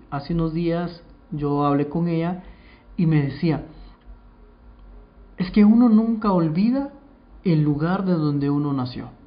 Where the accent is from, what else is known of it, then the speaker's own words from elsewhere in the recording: Guatemala; no se me olvida de que yo soy guatemalteca y no se me olvida mi tierra que es Guatemala